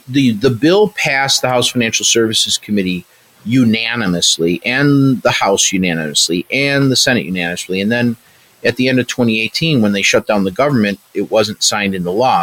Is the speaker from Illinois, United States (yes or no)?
yes; Chicago, Illinois, United States; I'm a Chicagoan.